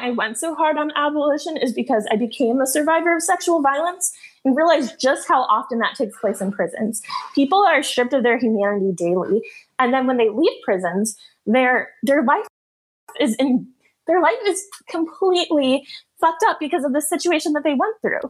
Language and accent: English; North Georgia, United States; also born or lived in Michigan; I'm from North Georgia